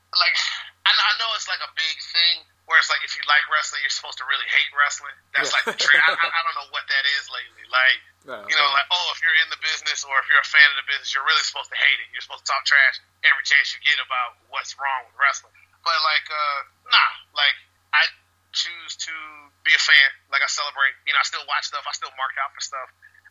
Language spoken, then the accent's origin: English; Augusta, Georgia, United States; My hometown is Augusta, Georgia, here in the United States